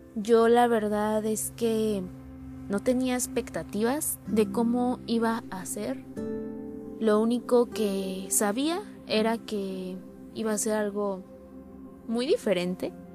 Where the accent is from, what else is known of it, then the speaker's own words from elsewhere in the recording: Puebla, Mexico; moved away as an adult; mi ciudad natal y en mi casa